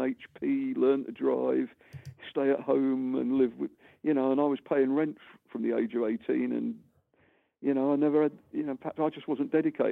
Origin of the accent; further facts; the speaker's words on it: London, United Kingdom; I grew up in St John's Wood